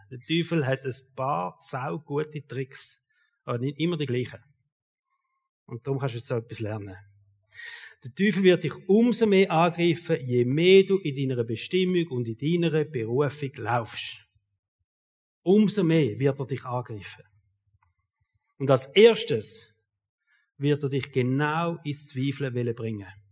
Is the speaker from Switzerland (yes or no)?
yes; Switzerland; Als Schweizer